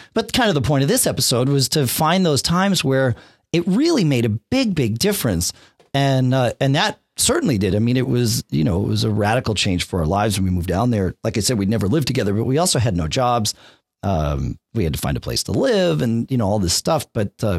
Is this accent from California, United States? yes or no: no; Connecticut, United States; I grew up in Connecticut and basically spent all of my life there.